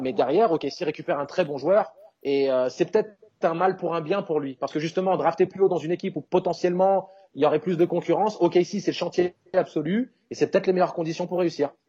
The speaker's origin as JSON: {"language": "French", "country": "France", "said": "en tant que Français"}